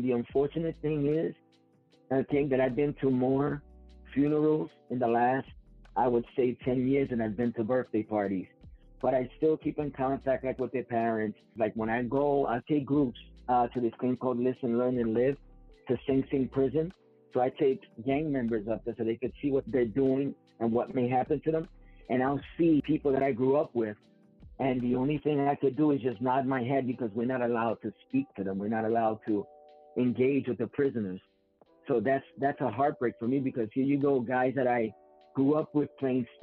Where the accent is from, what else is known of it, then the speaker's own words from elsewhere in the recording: New York City, New York, United States; I grew up in the Mott Haven section of the South Bronx